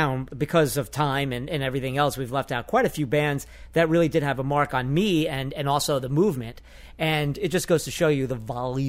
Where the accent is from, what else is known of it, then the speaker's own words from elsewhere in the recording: New York, United States; accent: Bronx; growing up in New York? I had just gotten rid of my Bronx accent.